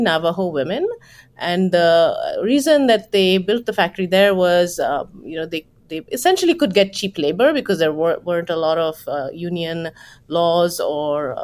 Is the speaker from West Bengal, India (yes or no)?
yes; West Bengal, India; moved away; And when I was growing up in Bengal in India